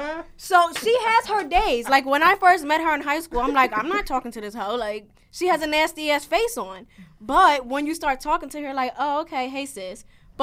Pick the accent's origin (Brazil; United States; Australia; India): United States; New Jersey; also born or lived in Philadelphia; I was born in Philadelphia and I lived in New Jersey for my whole life.